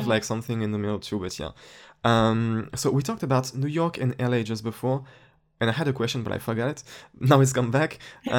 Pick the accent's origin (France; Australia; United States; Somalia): France; English is a second language; Yeah. And that's like it's weird because I'm from France, and in France everything is a bit smaller than the US